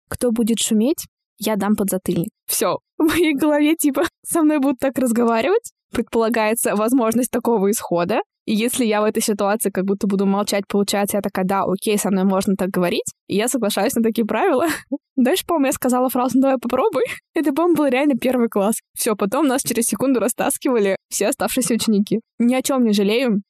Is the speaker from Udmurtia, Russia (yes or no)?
no; Bashkortostan, Russia; moved away; Я из Башкортостана